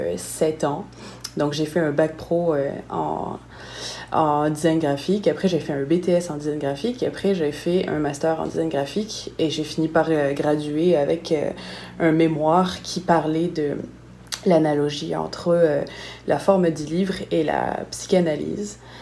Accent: Nice, Provence-Alpes-Côte d'Azur, France; moved away as an adult; now in Montreal, Canada; Je viens de Nice

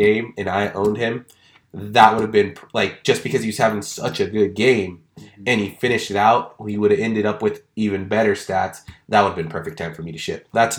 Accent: Portland, Oregon, United States; born or raised there

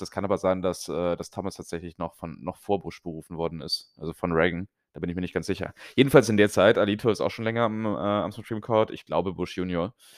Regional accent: Germany; moved away; als Deutscher

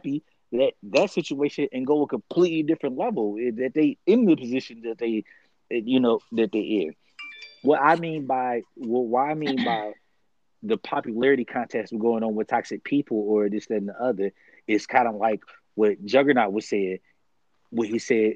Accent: Detroit, Michigan, United States; me growing up in Detroit

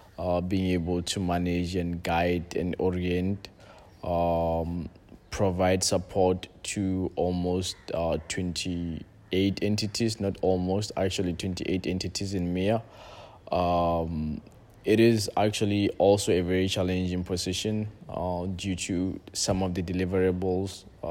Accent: Lesotho; also born or lived in Algeria; now in Tanzania; But yes, I'm originally from Lesotho, and the funny part of it is, like, since I came to Tanzania, like, every single time everyone asks me, like, where are you from?

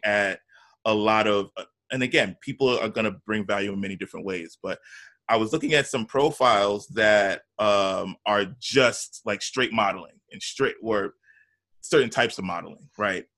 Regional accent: New York, United States; I'm from New York

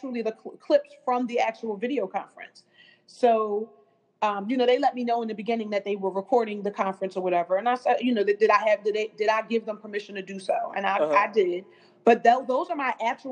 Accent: Philadelphia, Pennsylvania, United States; I was originally from West Philadelphia

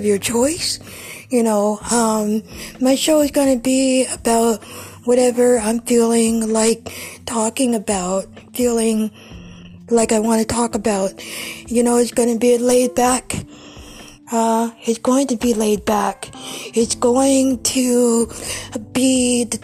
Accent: Ohio, United States; I am from Ohio

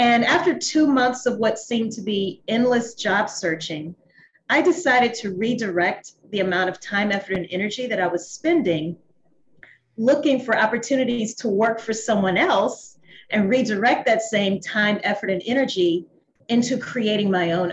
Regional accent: Louisiana, United States; moved away as an adult; also born or lived in New Orleans, Louisiana; now in Atlanta, United States; I'm from Louisiana.

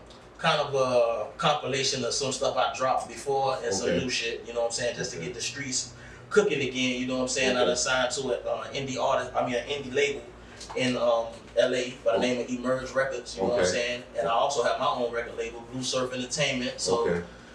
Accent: North Miami, Florida, United States; I'm from Miami.

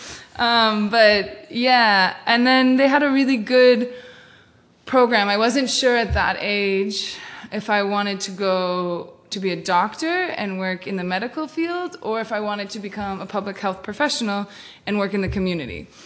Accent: Hingham, Massachusetts, United States; that was the first house in Hingham, and then moved downtown where I, I really grew up

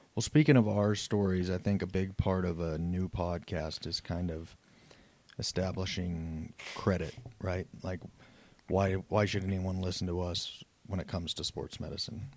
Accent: Southeast Wyoming, Northwest Colorado, United States; moved away as an adult; I'm originally from Southeast Wyoming, Northwest Colorado, played sports all my life

